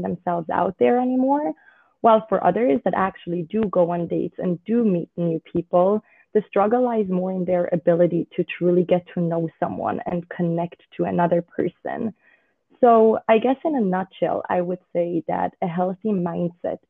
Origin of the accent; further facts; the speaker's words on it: Switzerland; also born or lived in United Kingdom / United States / Australia; now in Israel; I was born and raised in Switzerland